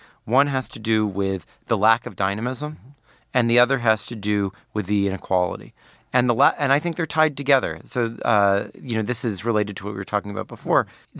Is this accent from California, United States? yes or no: yes; Palo Alto, California, United States; That's where I'm from.